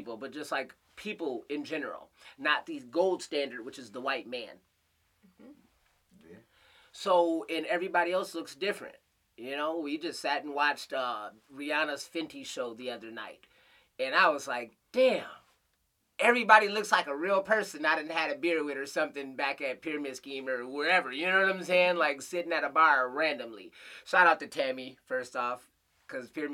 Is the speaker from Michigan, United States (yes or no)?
yes; Flint, Michigan, United States; moved away; also born or lived in Grand Rapids, Michigan; when I was growing up in Flint, though, it was 80% black in the schools